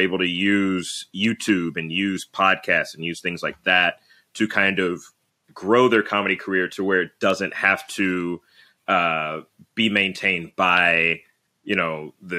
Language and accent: English; Birmingham, Alabama, United States; now in Los Angeles, United States; I currently live in Los Angeles, California, but I'm originally from Birmingham, Alabama.